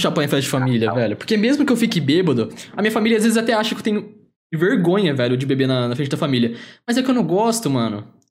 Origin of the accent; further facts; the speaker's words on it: Aguaí, São Paulo, Brazil; moved away; eu moro em outra cidade, mas sou da mesma cidade que o Luiz